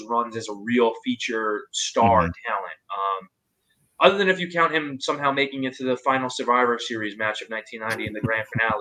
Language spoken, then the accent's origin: English; New York, United States; Mark and I grew up in the New York market